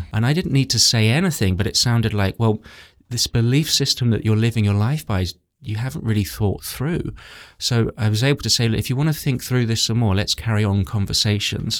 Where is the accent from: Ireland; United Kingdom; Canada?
United Kingdom; England; I grew up in England where it's very intellectual